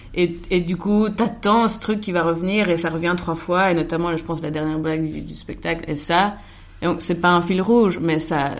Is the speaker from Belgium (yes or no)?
yes; Soignies, Wallonia, Belgium; Moi, je suis né le 16 décembre 1991 à Soigny, dans le Hainaut, en Belgique